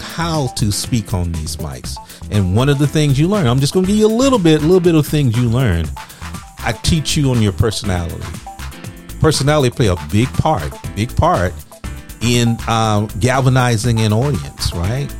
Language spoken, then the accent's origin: English; Louisiana, United States; I'm from Louisiana